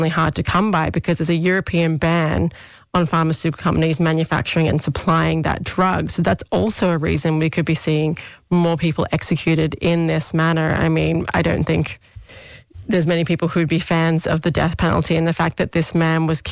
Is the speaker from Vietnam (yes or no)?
no; Australia; accent: Australian; now in Ireland; The amount of times I've had my accent badly repeated back at me with shrimp on the barbie. No one says shrimp. We call them prawns